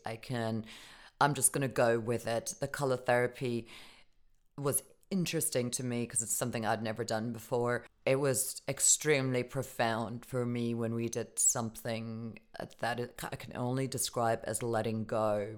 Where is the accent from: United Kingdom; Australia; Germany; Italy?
Germany; moved away; growing up in Germany